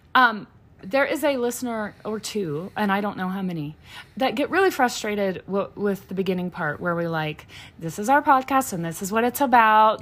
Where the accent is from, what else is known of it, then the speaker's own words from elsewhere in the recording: Louisiana, United States; moved away; we're from Louisiana